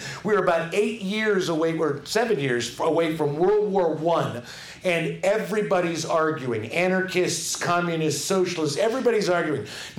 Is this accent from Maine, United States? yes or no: no; Chicago, Illinois, United States; I'm from Chicago.